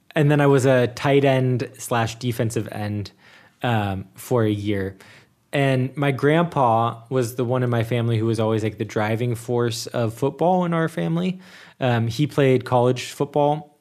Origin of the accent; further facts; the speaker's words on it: Cincinnati, Ohio, United States; moved away as an adult; now in Germany; my hometown is in the Super Bowl